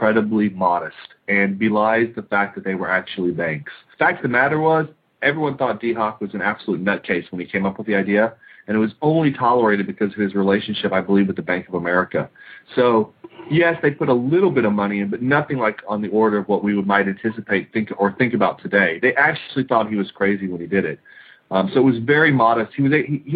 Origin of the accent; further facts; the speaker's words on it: United States; I'm an American